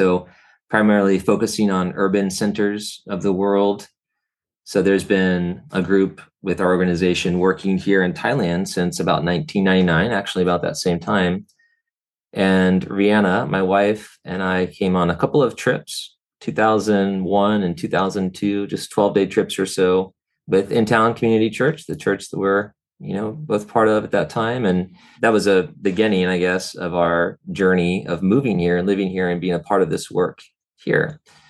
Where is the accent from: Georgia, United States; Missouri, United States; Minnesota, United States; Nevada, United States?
Georgia, United States; Atlanta; also born or lived in New York; My father was in the army and I was born in New York, lived a number of places before he retired from the army and we moved to Atlanta, and that was 1990.